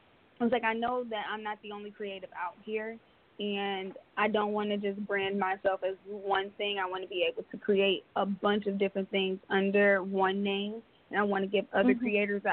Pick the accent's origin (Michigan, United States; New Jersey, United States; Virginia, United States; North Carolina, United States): Michigan, United States; Detroit; now in San Diego, United States; I am was born and raised in Detroit, Michigan